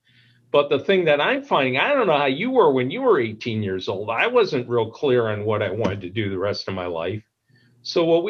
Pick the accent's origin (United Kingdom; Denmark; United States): United States; Madison, Wisconsin; where I grew up here in Madison